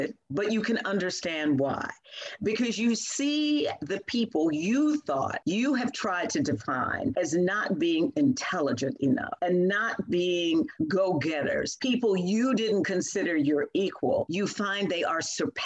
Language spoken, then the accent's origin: English; Louisville, Kentucky, United States; growing up in Louisville, Kentucky, you know, I was born in 1947